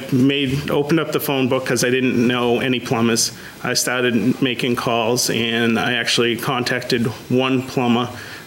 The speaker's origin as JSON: {"language": "English", "area": "just south of Boston", "region": "Massachusetts", "country": "United States", "said": "Just south of Boston."}